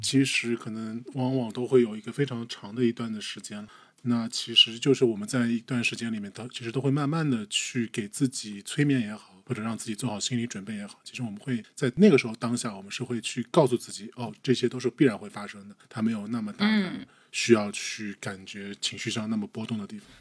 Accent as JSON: {"language": "Chinese", "region": "Shanghai", "country": "China", "also_born_or_lived": "Ningbo (ancestral home)", "said": "我们上海这边的墓一般都是买合葬墓嘛"}